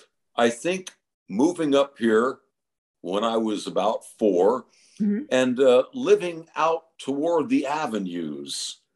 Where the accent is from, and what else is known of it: San Francisco, California, United States; born or raised there; also born or lived in Los Angeles, California